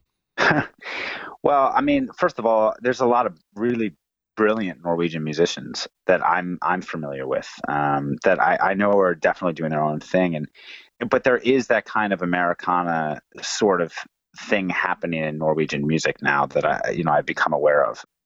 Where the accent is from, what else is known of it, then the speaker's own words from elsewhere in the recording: New Jersey, United States; moved away as an adult; now in Oslo, Norway; I live in uh, Oslo, Norway now. I'm from New Jersey, um, and uh, been here for a few years